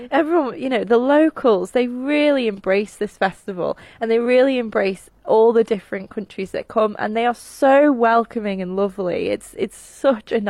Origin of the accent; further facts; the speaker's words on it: Isle of Man; Where are you from? You say Man